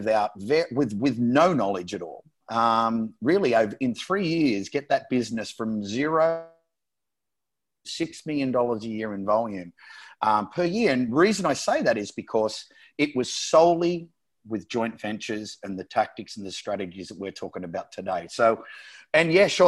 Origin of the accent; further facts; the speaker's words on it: Australia; moved away; also born or lived in San Diego / Las Vegas / Miami / Barcelona; I'm Australian